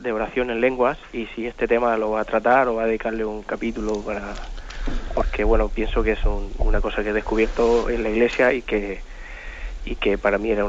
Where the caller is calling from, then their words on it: Madrid, Community of Madrid, Spain; de Madrid.